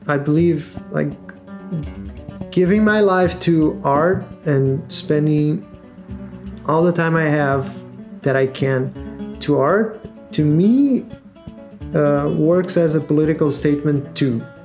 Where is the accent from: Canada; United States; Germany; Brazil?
Brazil; Rio de Janeiro; I'm from Rio de Janeiro.